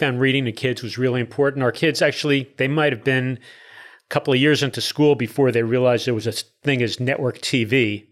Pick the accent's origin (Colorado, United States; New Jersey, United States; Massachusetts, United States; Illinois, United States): New Jersey, United States; Newark; moved away as an adult; also born or lived in Spring/Tomball area, Texas; now in Tomball, United States; born and raised in Newark, New Jersey